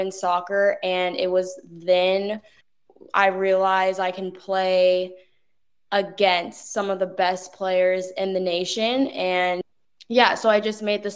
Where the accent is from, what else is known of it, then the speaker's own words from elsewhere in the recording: Northern California, United States; moved away as an adult; now in Australia; I'm from Northern California